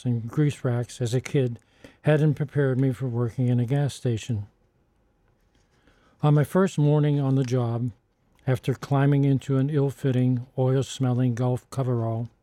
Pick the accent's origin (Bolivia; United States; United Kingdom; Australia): United States; Pittsburgh, Pennsylvania; my hometown Pittsburgh